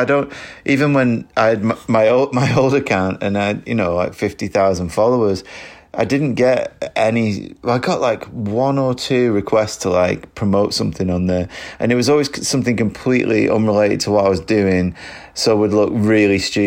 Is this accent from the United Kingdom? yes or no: yes; Lancashire, North West England, United Kingdom; also born or lived in Manchester; I lived in Manchester for about 10 years, but I grew up in Lancashire, so, you know, I'm from around there anyway.